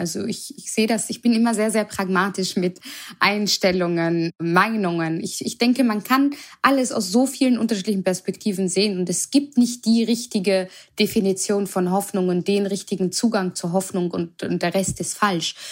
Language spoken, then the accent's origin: German; Vienna, Austria; moved away as an adult; also born or lived in Germany / Berlin; now in Mainz, Germany; weil ich auch gebürtige Wienerin bin